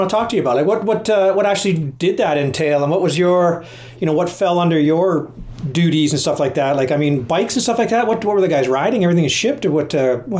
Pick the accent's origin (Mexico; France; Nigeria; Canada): Canada; we're Canadian, man.